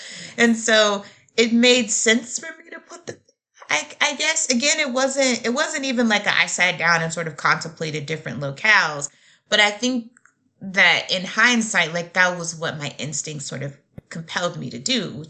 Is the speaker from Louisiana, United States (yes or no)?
yes; Shreveport, Louisiana, United States; now in Nashville, United States; I grew up in Louisiana